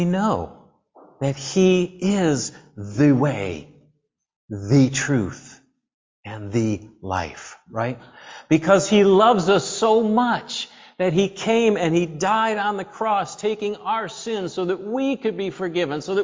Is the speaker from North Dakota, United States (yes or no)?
no; upstate New York, United States; moved away as an adult; also born or lived in Ohio; we're from New York, right? We're from upstate New York